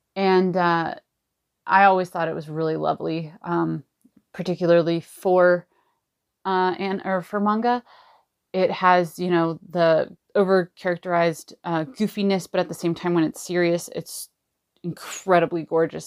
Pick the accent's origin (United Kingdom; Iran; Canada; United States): United States; Los Angeles, California; I'm from Los Angeles, California